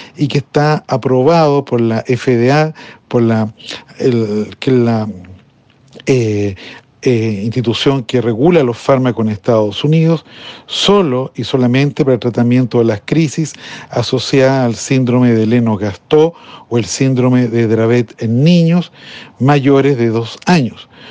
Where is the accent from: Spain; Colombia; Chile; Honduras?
Chile; mi país, Chile